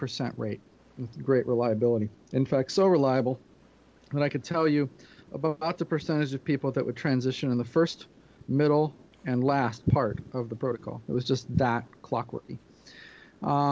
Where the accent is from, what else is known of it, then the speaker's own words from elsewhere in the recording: Peoria, Illinois, United States; I'm from Peoria, Illinois.